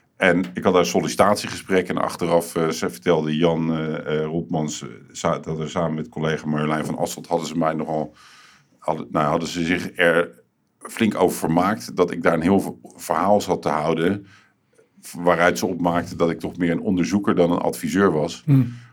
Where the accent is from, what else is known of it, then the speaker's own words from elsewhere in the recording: Rotterdam, South Holland, Netherlands; ik kom uit Hillegersberg.